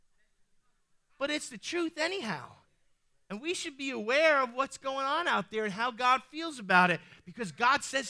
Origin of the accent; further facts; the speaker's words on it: New York City, New York, United States; I might be saved, but I'm still Sicilian. I'm from the Bronx.